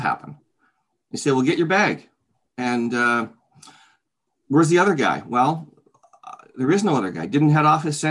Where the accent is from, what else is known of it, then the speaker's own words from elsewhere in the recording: Oakville, Ontario, Canada; also born or lived in Toronto, Ontario; now in Hamilton, Canada; I'm a native Canadian, fourth generation. I was born in Toronto, raised in Oakville, Ontario.